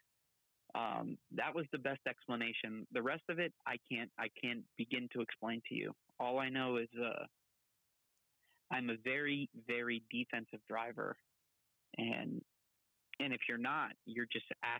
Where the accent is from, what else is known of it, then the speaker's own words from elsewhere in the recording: North Miami, Florida, United States; moved away; I grew up, and I was born in North Miami General Hospital, and my parents, the house that I grew up in was right behind the Miami Subs on 163rd Street